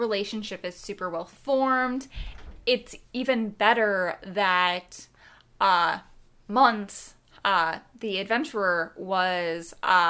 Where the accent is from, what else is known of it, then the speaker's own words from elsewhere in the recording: Ireland; Brave, I like, but then again, I'm Irish, so the score I absolutely adore.